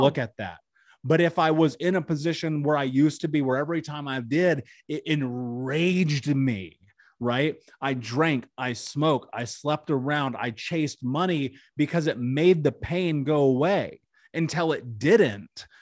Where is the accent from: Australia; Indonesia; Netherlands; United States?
United States; Indianapolis, Indiana; I grew up in Indianapolis.